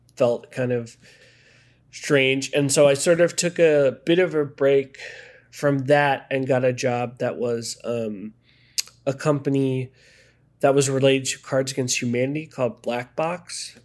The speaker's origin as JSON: {"language": "English", "region": "Maryland", "country": "United States", "also_born_or_lived": "Connecticut / Chicago", "moved": "as an adult", "lives_now": "Los Angeles, United States", "said": "I'm from Maryland"}